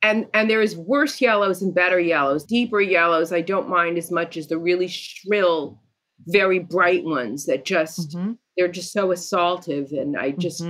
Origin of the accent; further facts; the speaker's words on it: New York, United States; moved away as an adult; Because I grew up in New York and was one of those New Yorkers who just never learned how to drive.